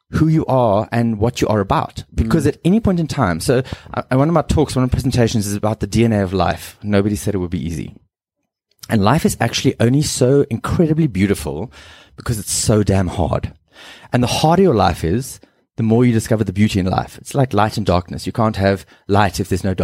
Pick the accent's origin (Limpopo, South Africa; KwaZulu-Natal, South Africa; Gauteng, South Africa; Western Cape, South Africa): Western Cape, South Africa; Cape Town; first language English; also born or lived in Zimbabwe; I grew up in Zim and moved to Cape Town and went to a preparatory school there at Durbanville.